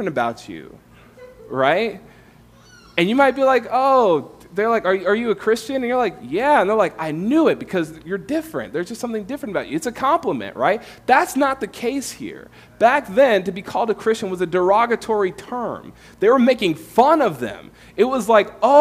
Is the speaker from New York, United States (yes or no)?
no; California, United States; moved away as an adult; also born or lived in Tampa, Florida; I'm from California, came to faith in Florida, Tampa, with InterVarsity